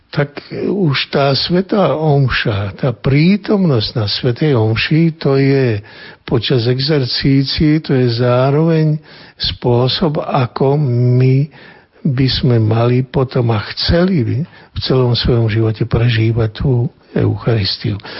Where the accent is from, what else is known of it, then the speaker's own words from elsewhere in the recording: eastern Slovakia, Slovakia; u nás na východe